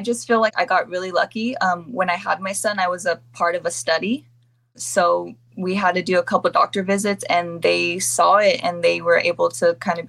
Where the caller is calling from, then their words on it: San Diego, California, United States; San Diego, California.